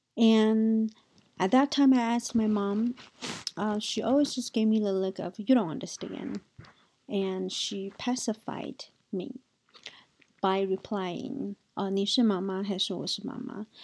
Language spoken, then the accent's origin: English; Taiwan; my childhood growing up in Taiwan.